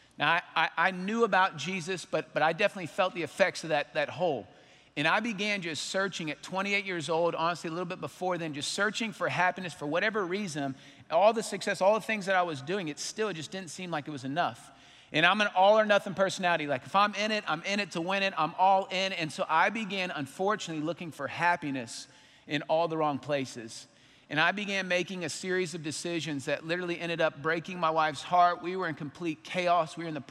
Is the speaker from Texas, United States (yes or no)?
yes; Arlington, Texas, United States; I grew up in Arlington.